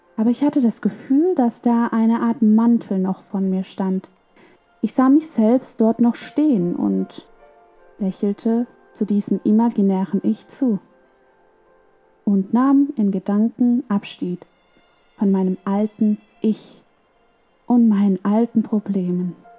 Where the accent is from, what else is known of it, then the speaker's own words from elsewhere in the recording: Germany; dass ich aus Deutschland komme, aus Europa